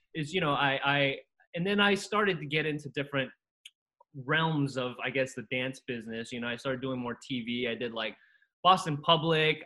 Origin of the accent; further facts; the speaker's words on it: Costa Rica; now in United States; I came here from Costa Rica, and it was just a new land, new new country.